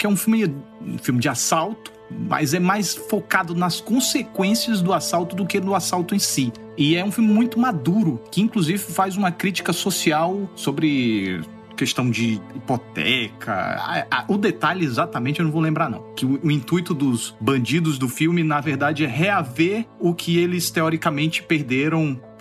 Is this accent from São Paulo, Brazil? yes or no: no; Alagoas, Brazil; accent: nordestino; moved away; also born or lived in Rio de Janeiro; É, eu cheguei no Rio de Janeiro, ah não, vou neutralizar o meu sotaque, eu sou de Alagoas, vou neutralizar o meu sotaque.